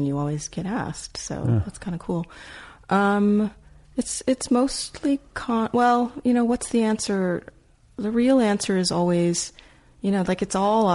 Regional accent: United States; as an American

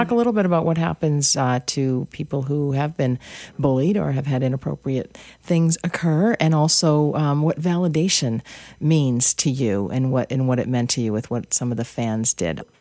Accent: Ireland; We're both Irish girls.

